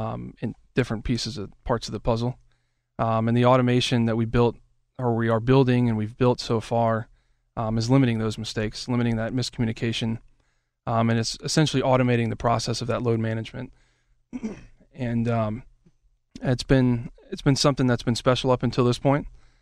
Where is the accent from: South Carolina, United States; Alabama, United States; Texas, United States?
Alabama, United States; also born or lived in Washington, D.C. / Florida; now in Pittsburgh, United States; I was born in D.C., Washington, D.C., and then I grew up in Alabama for a number of years.